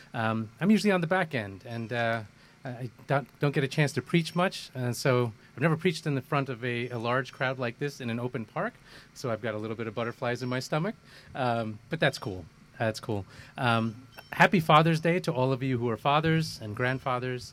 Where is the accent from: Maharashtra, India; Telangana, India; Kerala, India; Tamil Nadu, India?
Kerala, India; also born or lived in Kolkata, India; now in United States; I was born in India. Um, uh, born in the southern part of India in Kerala state, uh, lived in Calcutta, which is where my parents were. I moved to the U.S. in uh, in 1975.